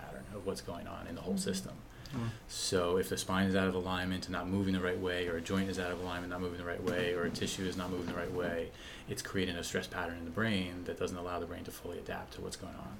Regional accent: New Jersey, United States; moved away; also born or lived in Midwest / Vermont/New Hampshire area; I grew up in New Jersey

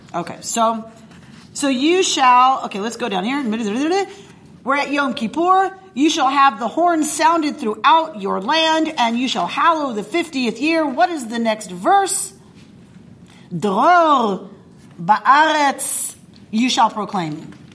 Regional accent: the South, United States; moved away; also born or lived in Duluth; I grew up in the South

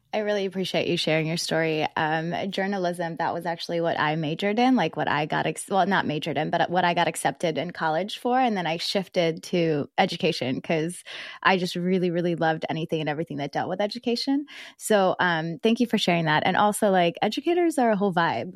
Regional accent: South Georgia, United States; also born or lived in Philippines; I was born in the Philippines and I moved to South Georgia. And so South Georgia, like all of my teachers were black

